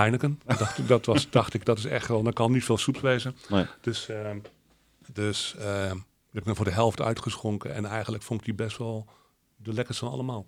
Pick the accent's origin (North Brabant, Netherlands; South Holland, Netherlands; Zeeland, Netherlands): Zeeland, Netherlands; wij uit, uit, uit Oud-Zeeland komen.